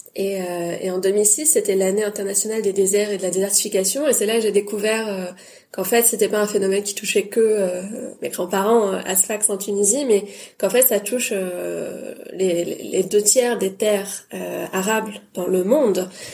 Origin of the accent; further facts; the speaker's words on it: Paris, Île-de-France, France; j'ai une mère bretonne et un père tunisien et je suis née à Paris